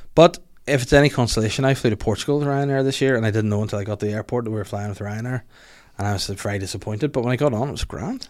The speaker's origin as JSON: {"language": "English", "town": "Holywood", "region": "Northern Ireland", "country": "United Kingdom", "said": "I'm originally from Hollywood"}